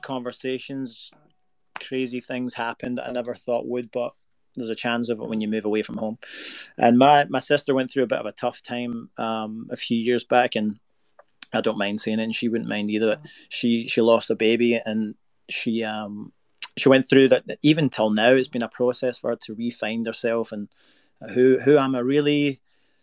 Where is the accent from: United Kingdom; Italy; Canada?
United Kingdom; Scotland; moved away as an adult; now in Nashville, United States; I'm in Nashville right now. I live in Nashville. I'm originally from Scotland, moved here 2014.